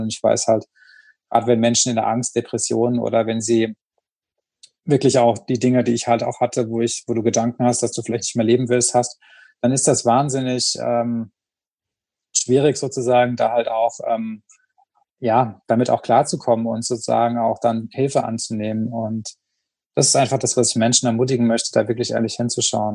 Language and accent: German; Rhineland-Palatinate, Germany; vom Dorf kommt, also ich komme halt aus der Pfalz und da haben wir halt Weinfeste